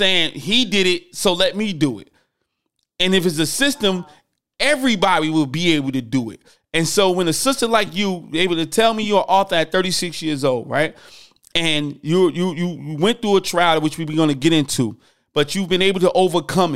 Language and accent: English; Newark, New Jersey, United States; moved away; I'm from Newark, New Jersey originally. We yell, we big, you know, we right outside New York.